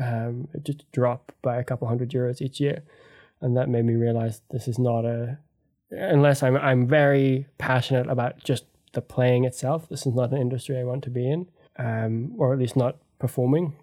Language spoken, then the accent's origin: English; Canada; my, uh, parents are English and Australian, but I grew up in Canada